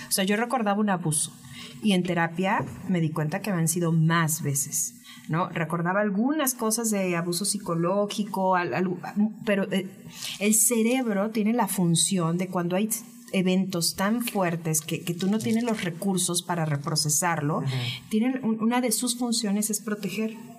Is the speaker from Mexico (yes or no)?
yes; Veracruz, Mexico; soy jarocha